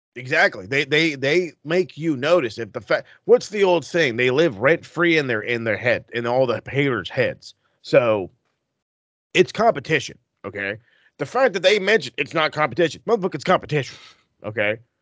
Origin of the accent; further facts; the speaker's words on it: California, United States; as a Californian